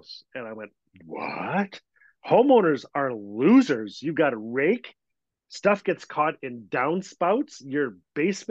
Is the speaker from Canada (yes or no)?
yes; Fort Smith, Northwest Territories, Canada; Fort Smith, my hometown